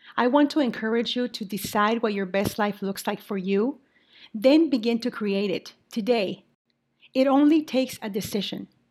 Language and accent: English; Mexico; also born or lived in Saint Paul, Minnesota, United States; now in Minnesota, United States; I am originally from Mexico, and I now continue to live in Minnesota